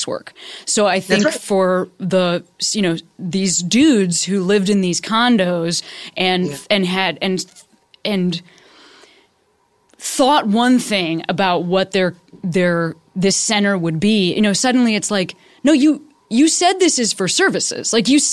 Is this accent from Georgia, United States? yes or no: no; Chicago, Illinois, United States; moved away; I'm from Chicago originally